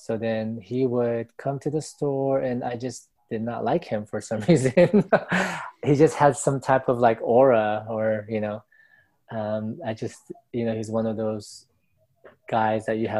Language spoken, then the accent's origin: English; National City, California, United States; So basically, I grew up in San Diego, California, which is SoCal, right? We're like 20, 30 minutes from Mexico border, right? Tijuana. So I grew up in that. I grew up in National City.